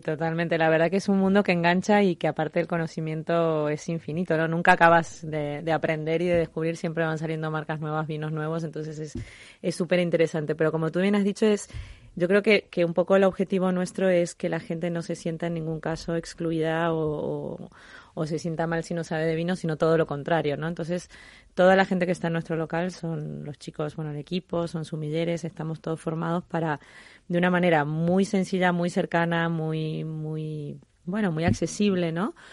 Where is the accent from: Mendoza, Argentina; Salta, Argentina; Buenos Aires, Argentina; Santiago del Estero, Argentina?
Mendoza, Argentina; now in Spain; mi país de origen, a donde empezó toda esta pasión y este amor por el vino que, es Argentina